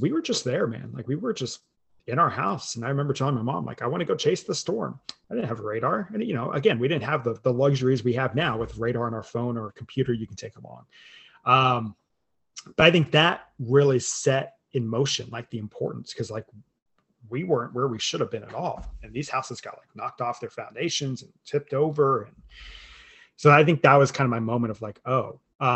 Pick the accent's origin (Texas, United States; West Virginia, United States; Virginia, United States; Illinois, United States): Texas, United States; Lubbock; I grew up in Lubbock when I was a small kid